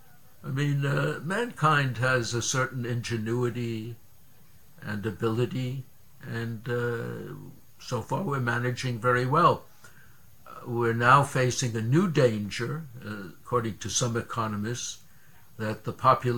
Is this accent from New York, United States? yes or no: yes; New York, United States; moved away as an adult; also born or lived in Boston / Chicago / Seattle / Norway; I grew up in New York, went to Bronx Science